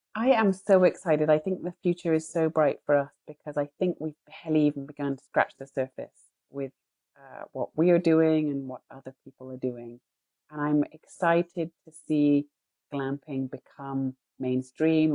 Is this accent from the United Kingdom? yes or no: yes; United Kingdom; I'm British